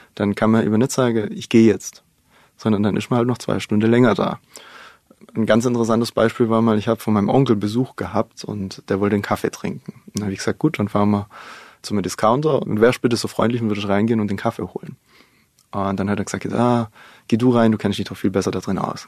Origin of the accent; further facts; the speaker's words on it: Baden-Württemberg, Germany; in meiner Heimatgemeinde. In dem Landkreis, wo wir sind, der ist wirtschaftlich nicht ganz so stark. Aber wir haben nebendran den Landkreis Heilbronn